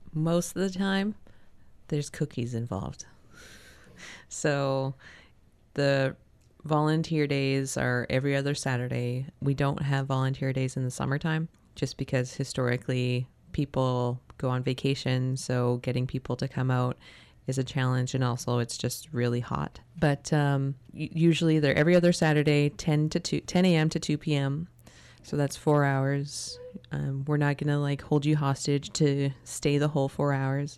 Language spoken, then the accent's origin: English; North Vancouver, British Columbia, Canada; now in Tsartlip, Canada; when I was growing up in Chmulchtstin, which is Capilano Reserve in North Vancouver